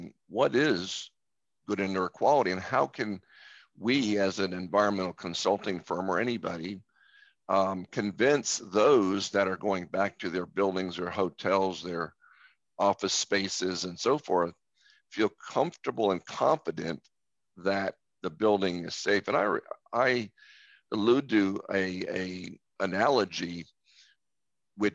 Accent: Tampa Bay area, Florida, United States; I'm from the Tampa Bay area, which has many beaches along its shore.

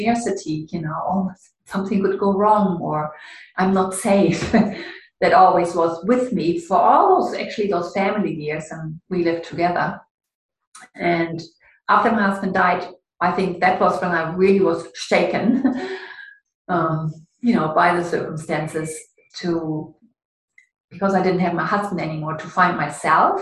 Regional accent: Ruhr area, North Rhine-Westphalia, Germany; moved away as an adult; also born or lived in Canada; it's in the Ruhr area. It's a bit gray and industrial and a lot of rain in my hometown.

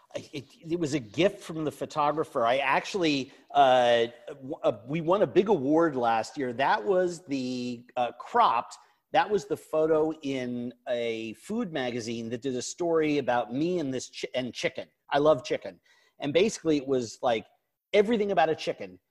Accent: New York, United States; when I was younger growing up in New York

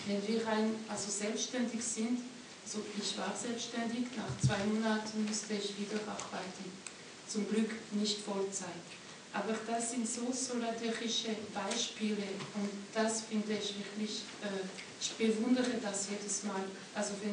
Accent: French-speaking Switzerland, Romandy, Switzerland; moved away as an adult; now in Austria; Ich komme aus der französischen Schweiz, also bei uns wäre es undenkbar, dass der Staat das den Kindern schenkt.

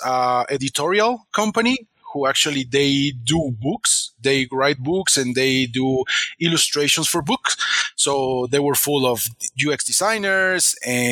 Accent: Mexico; I'm from Mexico

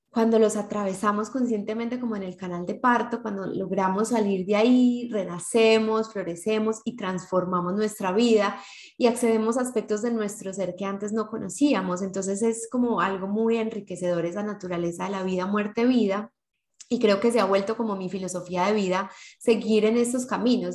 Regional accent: Medellín, Antioquia, Colombia; somos de Medellín, Colombia

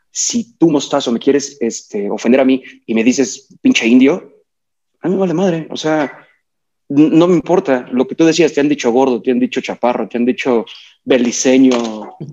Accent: Mexico; Pues sí, soy mexicano moreno

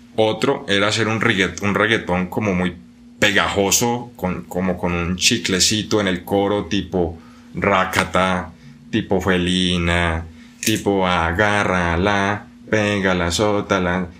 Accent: Buga, Valle del Cauca, Colombia; yo soy de Buga, Buga es una ciudad muy pequeña

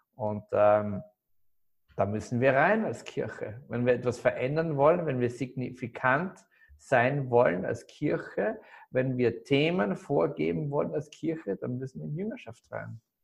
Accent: Graz, Styria, Austria; moved away; also born or lived in Salzburg; ich komme komm, äh, aus Graz eigentlich, aus einem Süden von Österreich

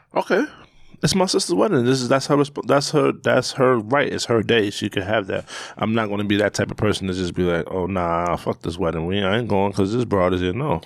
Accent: New York, United States; I'm from New York, born and raised

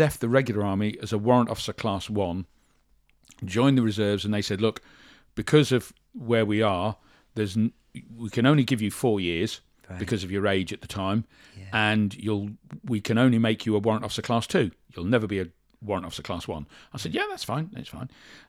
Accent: Shorncliffe, South East England, United Kingdom; born there; I'm 65 years old. I'm 66 next month. I was born in Shorncliffe in Kent. I was actually born in the military hospital

